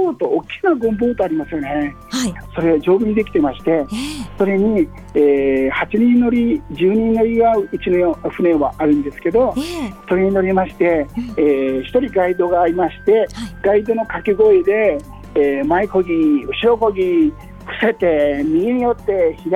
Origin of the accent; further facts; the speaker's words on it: Hirakata, Osaka, Japan; moved away as an adult; also born or lived in Tenma, Kita-ku, Osaka; now in Hokkaido, Japan; 北区天満て言いまして。もう梅田の近くど真ん中で生まれまして。それで。ずっと育ったのは枚方、うん、あの大阪と京都の間の枚方っていうところで育ちました。